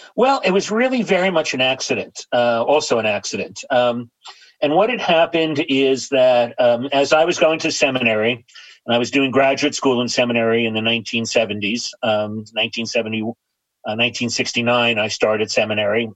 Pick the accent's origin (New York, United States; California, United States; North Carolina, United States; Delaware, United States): New York, United States; New York City; I grew up in New York City in an area called Astoria, New York